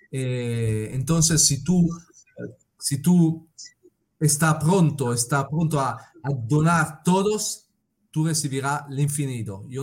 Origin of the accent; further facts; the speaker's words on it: Italy; Spanish is a second language; No yo yo soy italiano, estoy haciendo el Camino de Santiago.